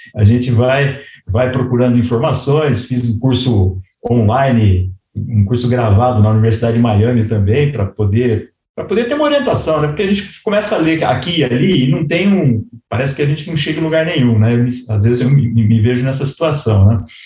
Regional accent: Bauru, São Paulo, Brazil; accent: interior R (caipira); also born or lived in Tupã, Brazil / São Carlos, Brazil; now in Jundiaí, Brazil; nasci em Tupã, no interior de São Paulo, cresci em Bauru, estudei em São Carlos

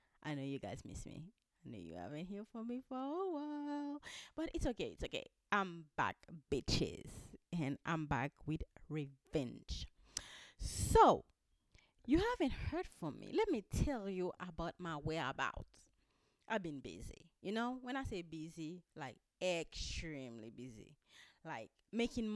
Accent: Haiti; I'm from Haiti.

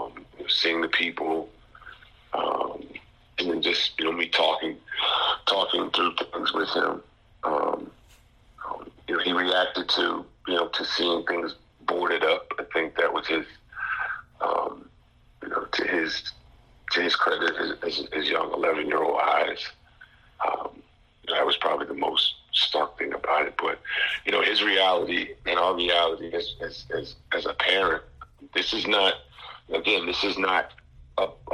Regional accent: Teaneck, New Jersey, United States; now in North Carolina, United States; my hometown in Teaneck, New Jersey

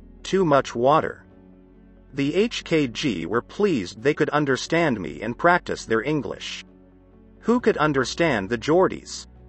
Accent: New Jersey, United States; my English, especially since I was from the land of … was impeccable.

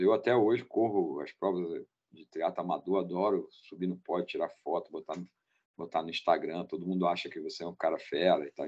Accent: Rio de Janeiro, Brazil; eu sou do Rio de Janeiro

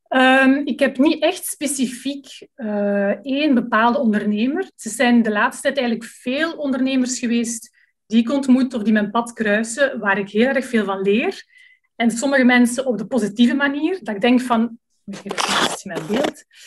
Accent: Leuven, Flanders, Belgium; moved away as an adult; now in Lummen, Belgium; ik ben afkomstig uit Leuven

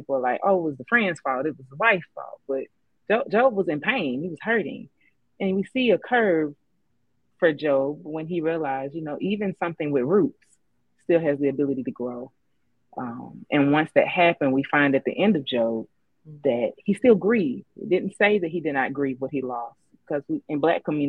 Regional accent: Southeast, United States; I'm from the Southeast

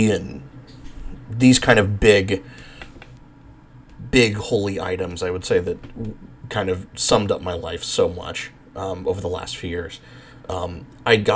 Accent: Bakersfield, California, United States; moved away; also born or lived in New Mexico; I grew up in Bakersfield, California in the 90s

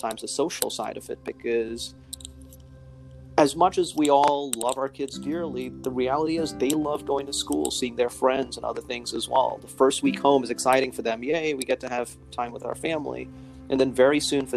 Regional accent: India; also born or lived in Chicago, United States; now in Newark, United States; I actually was born and raised in India originally, and then moved to Chicago, which is where I did my undergraduate medical school and residency training

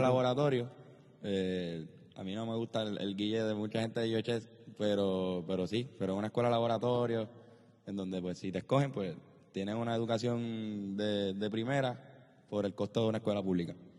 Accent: Trujillo Alto, Puerto Rico; also born or lived in Country Club, San Juan, Puerto Rico; Viví desde los 10 años en el Conqui y de los 0 a los 9 años viví en Country Club

